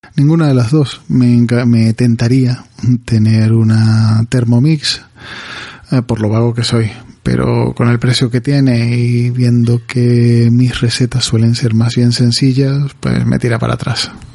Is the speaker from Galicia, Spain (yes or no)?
yes; Galicia, Spain; Estoy en Galicia y soy un gallego más